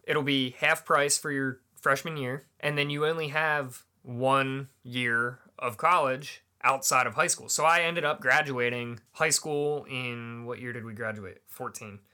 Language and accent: English; Manheim, Pennsylvania, United States; also born or lived in Pittsburgh, Pennsylvania; I grew up in Mannheim, Pennsylvania